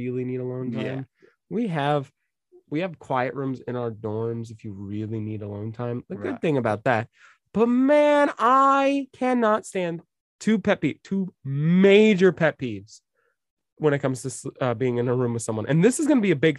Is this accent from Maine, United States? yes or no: yes; Maine, United States; I grew up in Maine.